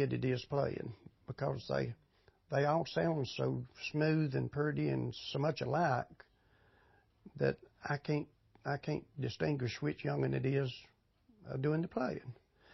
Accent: Ararat, Virginia, United States; moved away as an adult; now in Mount Airy, United States; Born and raised in Ararat. It's only 12 miles from here

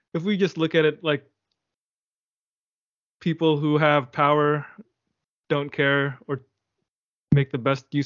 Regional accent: United States; I'm an American

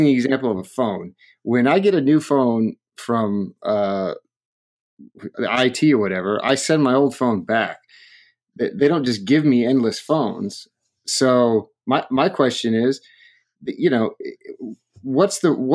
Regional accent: Atlanta, Georgia, United States; sadly for my hometown here

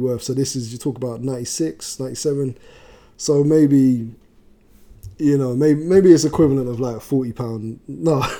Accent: London, United Kingdom; I'm from South London originally

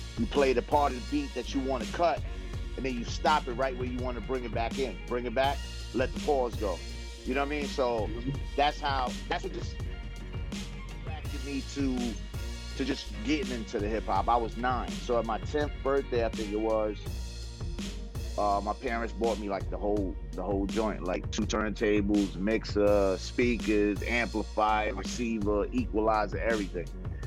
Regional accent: New York City, New York, United States; born or raised there; also born or lived in Los Angeles / Brooklyn / Spanish Harlem

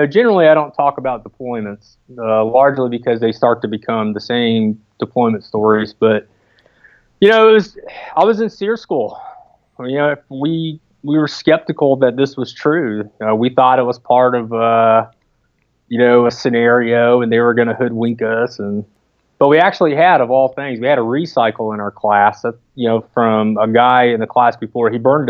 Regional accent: Brooksville, Florida, United States; I'm actually from a small town just north of Tampa called Brooksville. There's not much there.

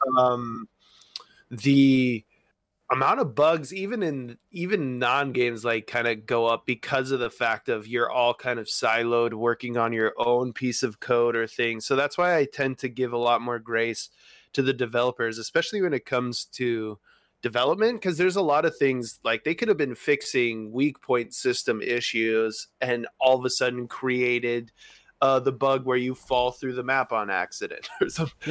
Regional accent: United States; accent: American; my American accent

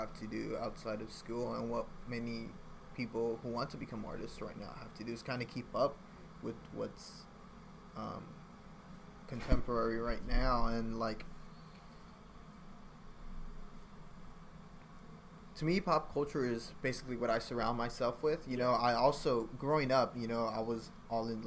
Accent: Los Angeles, California, United States; I came from South Central

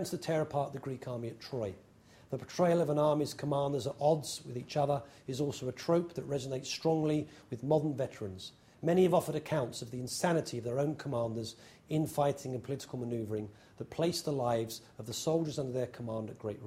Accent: England, United Kingdom; now in New York, United States; I'm English

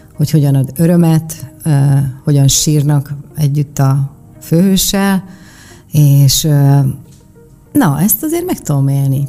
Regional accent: Miskolc, Borsod-Abaúj-Zemplén, Hungary; moved away as an adult; also born or lived in Budapest; én egy Diósgyőri panelben nőttem fel, én egy panel proli vagyok

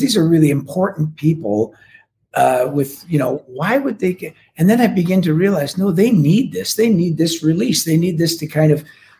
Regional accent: Canada; as a Canadian

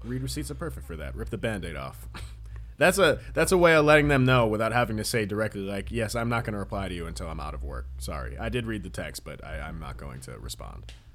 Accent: United States; as an American

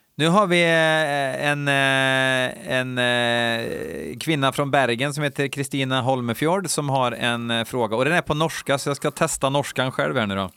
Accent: Värmland, Sweden; now in Falun, Sweden; jag är från Värmland, eh, från början, men jag bor ju uppe i Falun

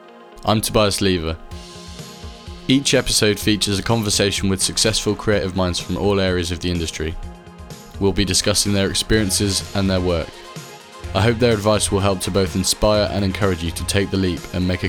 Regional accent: Birmingham, West Midlands, United Kingdom; I'm from King's Heath.

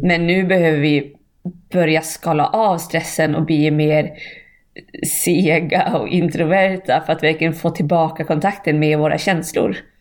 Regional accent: Bjurholm, Västerbotten County, Sweden; moved away; där jag kommer ifrån, Bjurholm.

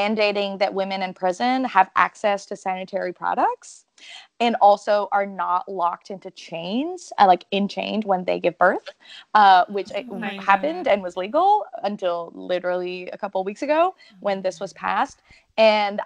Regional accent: Canada; first language French; English is a second language

